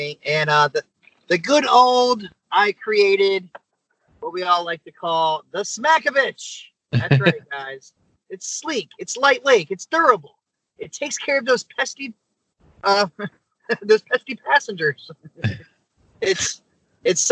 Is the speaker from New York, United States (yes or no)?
no; Virginia, United States; moved away as an adult; also born or lived in Tampa, Florida; now in Toms River, United States; I'm from Virginia.